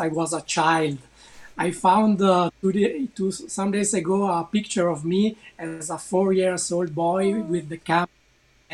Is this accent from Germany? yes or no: no; Italy; also born or lived in Bolzano; I'm an Italian NFT photographer and artist. I'm living in the northern part of Italy.